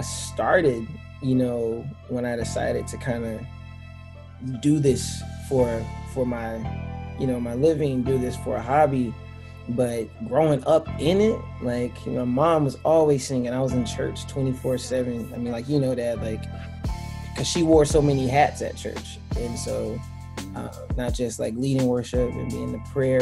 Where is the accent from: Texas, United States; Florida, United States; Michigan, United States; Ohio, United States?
Florida, United States; Tallahassee; growing up in Tallahassee was full of family, full of family, full of friends